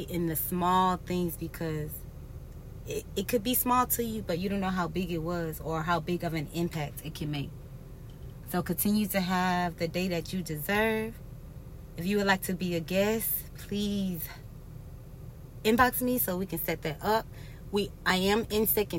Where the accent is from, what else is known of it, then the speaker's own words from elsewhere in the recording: United States; our life expectancy as Americans has gone down